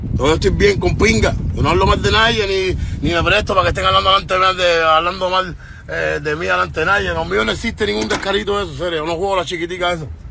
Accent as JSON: {"language": "Spanish", "region": "Havana", "country": "Cuba", "said": "Yo soy de La Habana, de Cuba, de La Habana"}